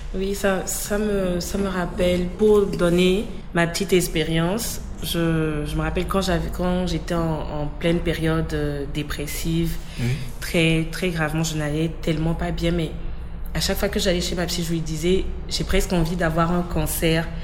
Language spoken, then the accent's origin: French; Togo; je suis togolaise